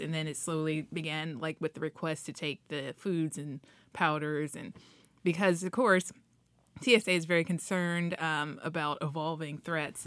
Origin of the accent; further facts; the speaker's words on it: Dayton, Ohio, United States; now in Washington, D.C., United States; my mom out in Ohio, I'm from Dayton, Ohio